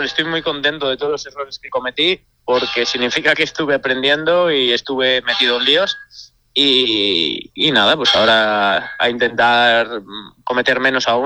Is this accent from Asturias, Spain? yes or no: yes; Asturias, Spain; Bueno, y en mi pueblo, con que en mi pueblo más aún que nos llevamos el supercampeonato y la Suiza. O sea, en un pueblo tan pequeño, una villa tan pequeña